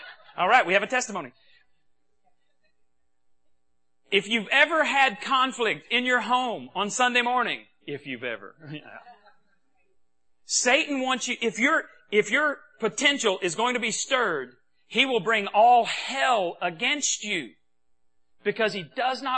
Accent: Texas, United States; accent: Texas; my Texas accent

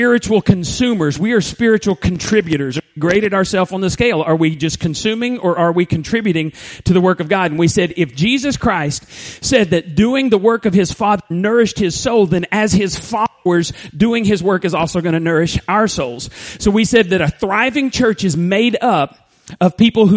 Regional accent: Borger, Texas, United States; moved away as an adult; In third grade, we moved to First Baptist, Borger, and I actually graduated high school there

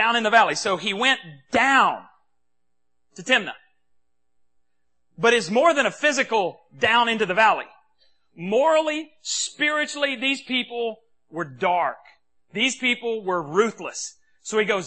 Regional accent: Texas, United States; accent: Texas; my Texas accent

